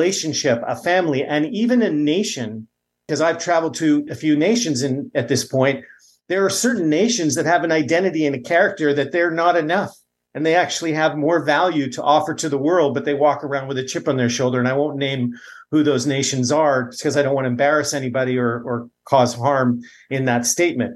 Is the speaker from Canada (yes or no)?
yes; Canada; I come from Canada